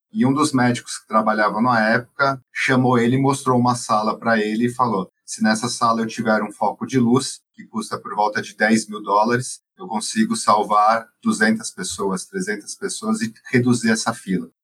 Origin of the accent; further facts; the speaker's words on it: São Paulo, Brazil; moved away; Eu não sou de Barretos, eu sou de São Paulo